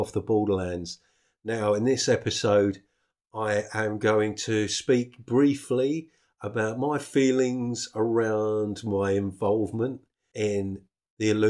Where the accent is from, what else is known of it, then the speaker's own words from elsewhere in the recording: United Kingdom; I'm British